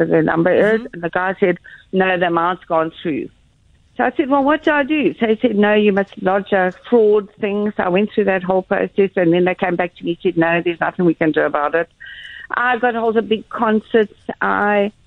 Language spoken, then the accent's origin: English; Stellenbosch, Western Cape, South Africa; we're from Stellenbosch